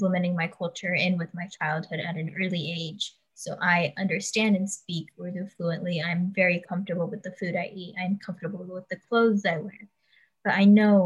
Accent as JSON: {"language": "English", "country": "United States", "tie": "born or raised there", "said": "I was brought up in America"}